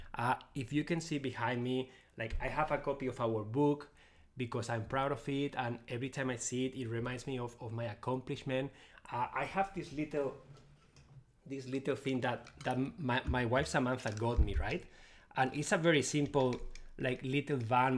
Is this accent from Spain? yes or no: yes; Spain; English is a second language; moved away; I'm originally from Spain, so I speak Spanish too. So you will notice my accent